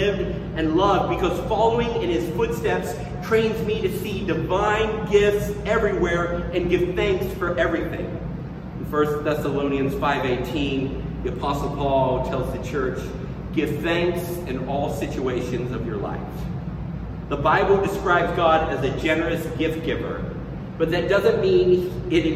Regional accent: Tennessee, United States; I grew up around people in the South, in Tennessee, who would say grace before they ate.

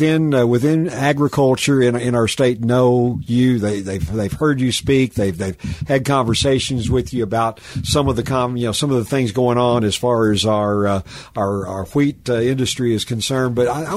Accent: Kentucky, United States; moved away as an adult; now in Oklahoma, United States; I came from Kentucky.

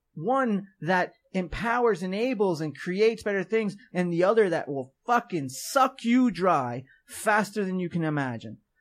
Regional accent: New York, United States; I'm twenty, I'm from New York

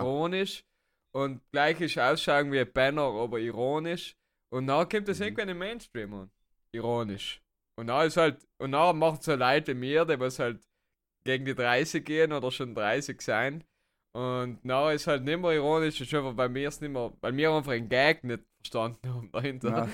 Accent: South Tyrol, Trentino-Alto Adige, Italy; als Südtiroler oder generell als Deutschsprachiger

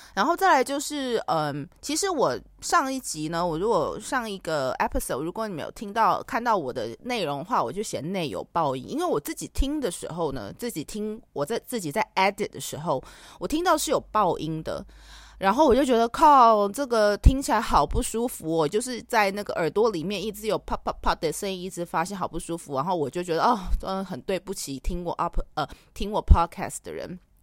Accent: Taiwan; 身为一个台湾人

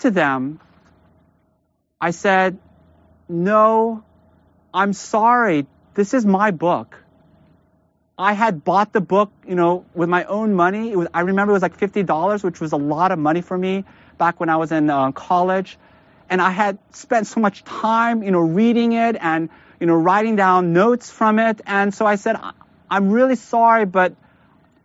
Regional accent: United States; as American Christians

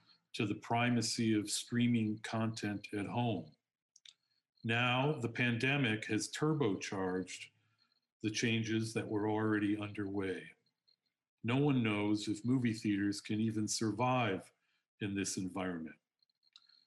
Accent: Chicago, Illinois, United States; I am from Chicago

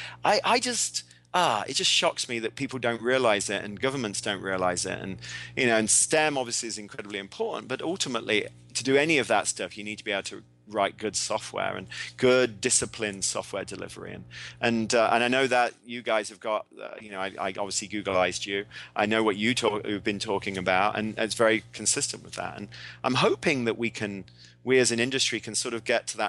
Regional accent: England, United Kingdom; I'm English, but I do have an American passport

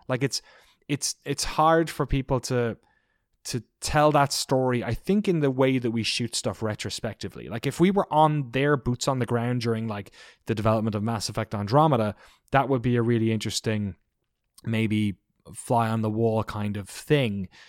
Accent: Ireland; I grew up in Ireland

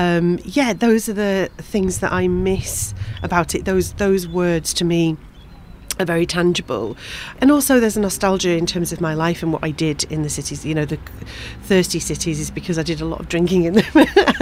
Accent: Manchester, North West England, United Kingdom; moved away as an adult; also born or lived in Liverpool / London; now in Brighton, United Kingdom; I grew up in Manchester, in a northern suburb of Manchester called Prestwich, which was great. And I lived in Manchester for most of my life, apart from going to Liverpool University for 3 years, which wasn't that far.

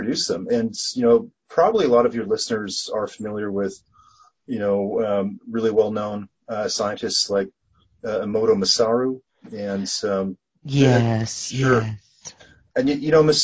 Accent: Canada; I'm Canadian

